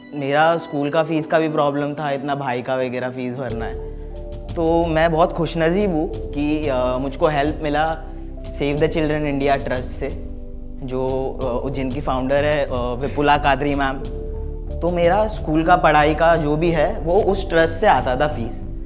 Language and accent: Hindi; Mumbai, Maharashtra, India; मैं कांदीवली को रिप्रेजेंट बहुत करता हूँ मैं कांदीवली में पैदा हुआ